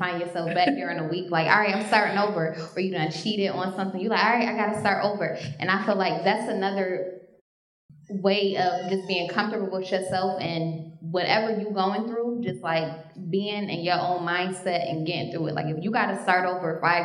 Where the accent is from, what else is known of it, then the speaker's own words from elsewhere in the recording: Rochester, New York, United States; moved away; I'm from upstate, I'm from Rochester, New York